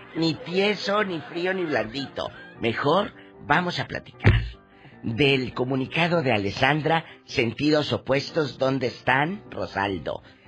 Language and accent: Spanish; Matamoros, Tamaulipas, Mexico; mi tierra, en Matamoros